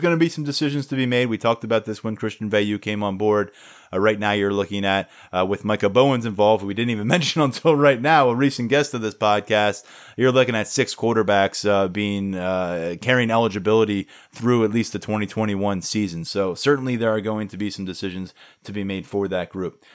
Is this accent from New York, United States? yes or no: no; Cape May County, New Jersey, United States; I grew up in Cape May County, New Jersey.